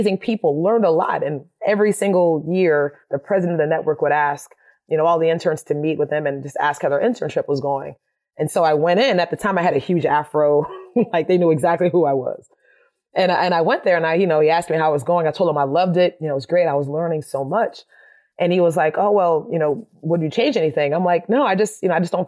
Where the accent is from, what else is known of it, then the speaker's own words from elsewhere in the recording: Miami, Florida, United States; moved away as an adult; also born or lived in Winston-Salem, North Carolina; growing up in Miami, you know, in the 80s, I was the quirky art girl